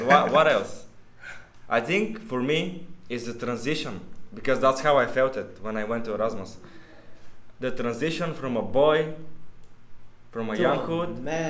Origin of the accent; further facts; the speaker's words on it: Bulgaria; we come from the same university, we're from Bulgaria